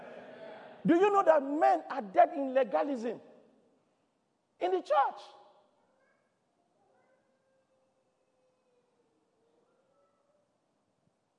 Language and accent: English; Nigeria; moved away; I come from Nigeria.